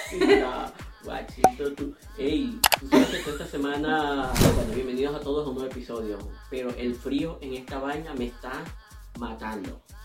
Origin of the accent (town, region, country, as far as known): Venezuela; now in Colombia